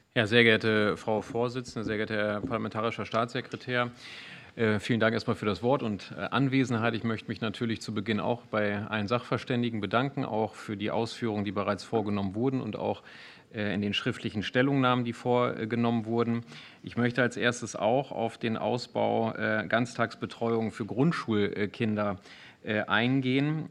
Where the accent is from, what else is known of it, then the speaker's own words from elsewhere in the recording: Bad Iburg, Lower Saxony, Germany; im Rat meiner Heimatstadt Bad Iburg